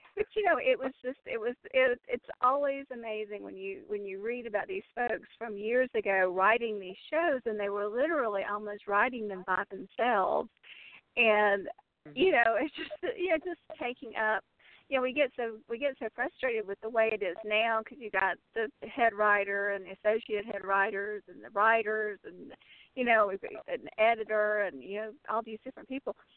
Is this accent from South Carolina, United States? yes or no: yes; Columbia, South Carolina, United States; growing up in Columbia, South Carolina